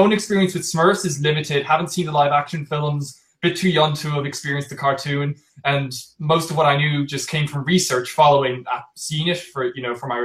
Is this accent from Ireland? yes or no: yes; Ireland; I'm from Ireland